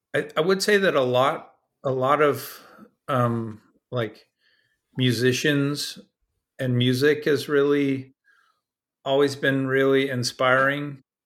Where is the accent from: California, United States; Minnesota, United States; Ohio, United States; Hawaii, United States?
California, United States; Dana Point; I grew up in Southern California in a place called Dana Point